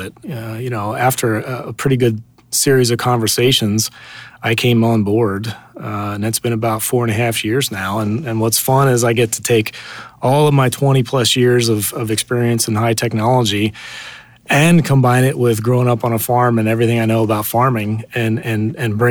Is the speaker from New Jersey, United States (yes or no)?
yes; southern New Jersey, United States; moved away as an adult; also born or lived in Indiana / Silicon Valley; I grew up actually in a little farm in southern New Jersey